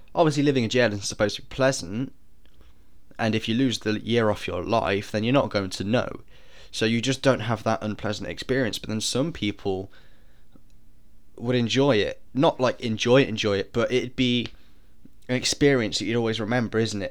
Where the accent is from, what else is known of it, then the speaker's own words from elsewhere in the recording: United Kingdom; I'm British